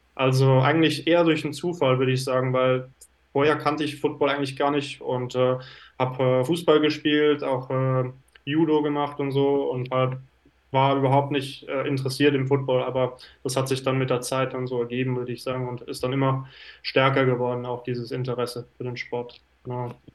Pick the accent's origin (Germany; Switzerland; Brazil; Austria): Switzerland; moved away as an adult; also born or lived in Lausanne; now in Finland; Bin, äh, geboren in der Schweiz, aber bin auch Deutscher vom Pass her